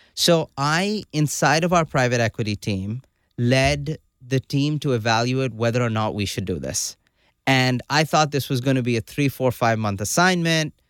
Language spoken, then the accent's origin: English; Karachi, Sindh, Pakistan; moved away as an adult; also born or lived in Hanover, New Hampshire, United States; now in United States; I grew up in Karachi, Pakistan. You know, did all my schooling there